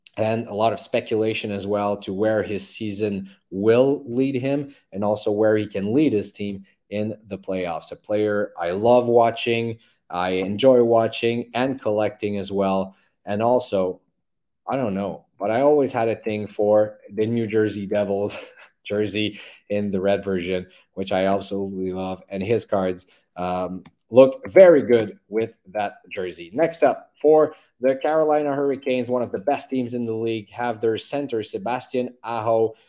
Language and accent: English; Montreal, Quebec, Canada; I live here, uh, born and raised in Montreal